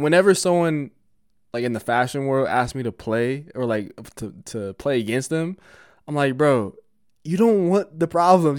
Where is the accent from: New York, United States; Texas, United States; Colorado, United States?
Colorado, United States; Denver; I'm from Denver